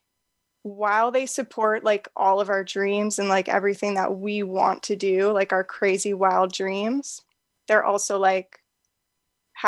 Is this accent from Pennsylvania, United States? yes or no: yes; Pennsylvania, United States; I grew up in Pennsylvania